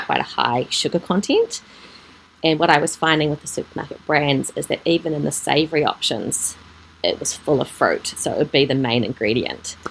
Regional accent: Gisborne, New Zealand; also born or lived in Auckland, New Zealand; now in Papamoa, New Zealand; I grew up in Gisborne, and we ah. were on a kiwi fruit and apple orchard

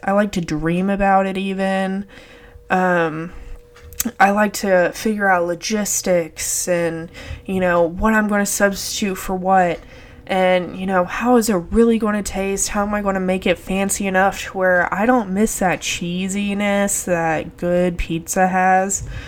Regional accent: Texas, United States; I'm from Texas

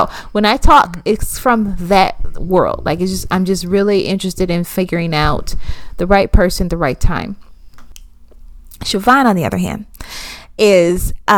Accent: Minnesota, United States; Yes, I'm from Minnesota. Okay, so we know cold in Minnesota.

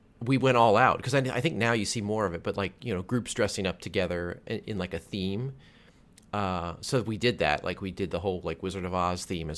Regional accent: Virginia, United States; I grew up in Virginia

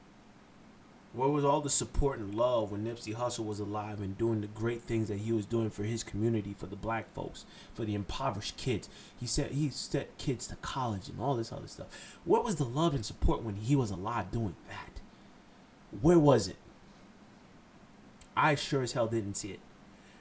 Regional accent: Haiti; I'm Haitian. I'm from Haiti

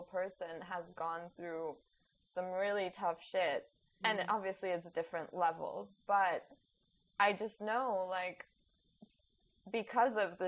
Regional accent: Poland; I was born after communism in Poland

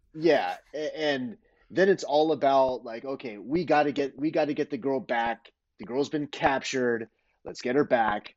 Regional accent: San Pedro, California, United States; I was born and raised in San Pedro.

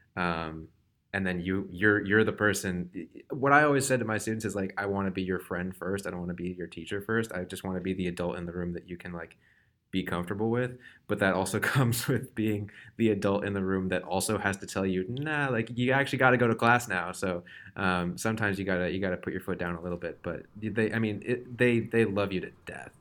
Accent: Wellesley, Massachusetts, United States; I'm from Wellesley, Massachusetts

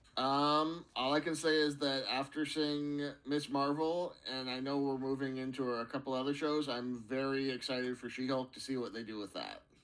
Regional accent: United States

